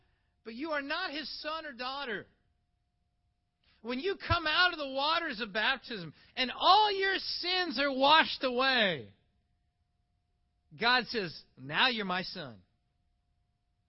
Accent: Iowa, United States; moved away as an adult; also born or lived in Toronto, Canada; I was born in Iowa, so I'm an American

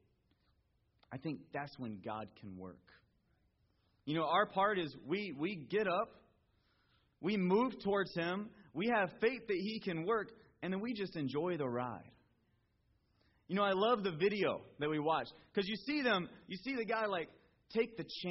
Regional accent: Georgia, United States; now in California, United States; I'm from Georgia

